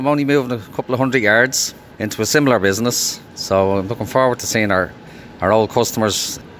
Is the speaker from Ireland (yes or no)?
yes; Dublin, Leinster, Ireland; moved away as an adult; now in Kilkenny, Ireland; I'm from Dublin originally, but live here in Kilkenny for the last 30 years. I moved down with Super Quinn back in 94